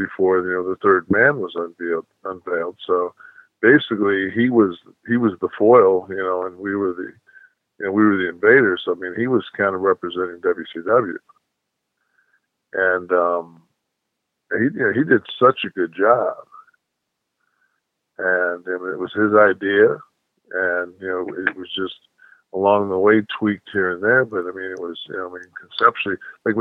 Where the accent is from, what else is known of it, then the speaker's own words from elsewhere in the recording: Detroit, Michigan, United States; I was born and raised in Detroit